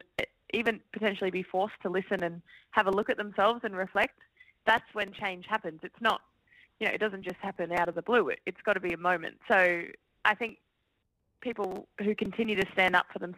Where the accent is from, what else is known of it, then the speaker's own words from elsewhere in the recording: Brisbane, Queensland, Australia; growing up in Brisbane